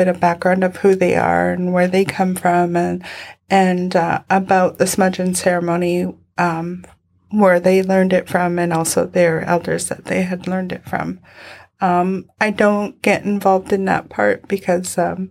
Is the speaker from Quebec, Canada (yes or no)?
no; Tofino, British Columbia, Canada; moved away as an adult; also born or lived in Sto:lo Nation; now in Vancouver, Canada; I was born in Stalo Nation, but I moved to the Nechanath Nation when I was one. So I grew up in a house that just off of Tofino.